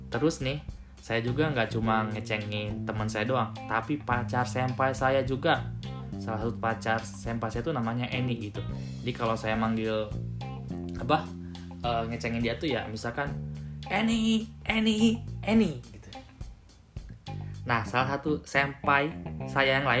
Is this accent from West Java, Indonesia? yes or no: yes; Cirebon, West Java, Indonesia; karena memang saya berasal dari daerah Cirebon gitu